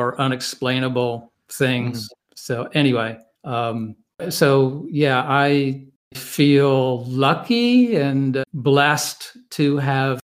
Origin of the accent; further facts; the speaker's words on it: Wentworth, North Carolina, United States; moved away as an adult; also born or lived in Baltimore; I was born and raised in North Carolina in a small village called Wentworth, which is outside of a small town called Reidsville